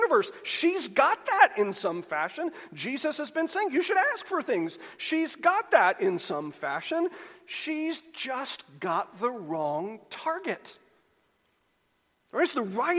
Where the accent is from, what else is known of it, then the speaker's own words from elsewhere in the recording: United States; we're American Christians